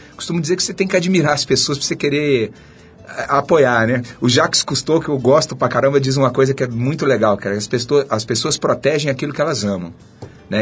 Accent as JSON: {"language": "Portuguese", "region": "Minas Gerais", "country": "Brazil", "also_born_or_lived": "São Paulo", "moved": "yes", "said": "Eu sou mineiro"}